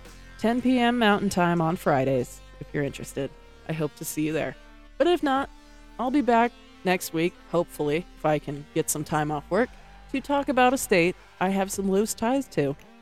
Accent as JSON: {"language": "English", "region": "Utah", "country": "United States", "tie": "born or raised there", "said": "in my home state, Utah."}